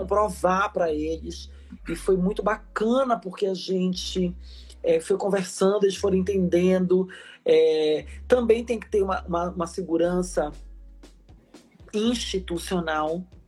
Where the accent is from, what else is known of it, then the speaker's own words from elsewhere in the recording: Belém, Pará, Brazil; moved away as an adult; also born or lived in Brasília / São Paulo / Salvador; eu saí lá de Belém do Pará. Eu sou paraense, eu sou nortista, filha da Amazônia, como eu gosto de dizer. É, nasci numa família extremamente conservadora, religiosa, porque sabe que lá em Belém